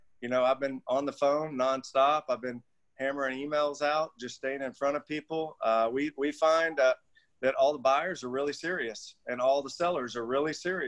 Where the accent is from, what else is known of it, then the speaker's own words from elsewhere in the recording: United States; being an American